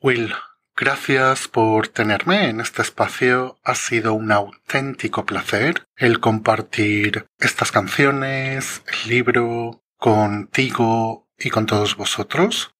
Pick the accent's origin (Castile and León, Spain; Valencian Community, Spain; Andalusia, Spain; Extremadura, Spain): Valencian Community, Spain; Jávea; en Javea en mi pueblo